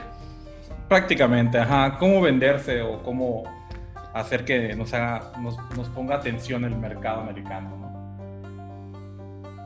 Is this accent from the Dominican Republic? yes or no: no; Mexico; mi experiencia es como mexicano trabajando con empresas americanas